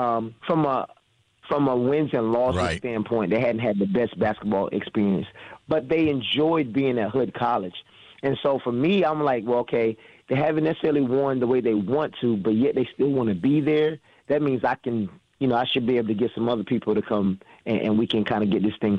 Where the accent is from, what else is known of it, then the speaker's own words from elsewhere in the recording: East Coast, United States; moved away as an adult; also born or lived in Milwaukee; now in Frederick, United States; I'm from the East Coast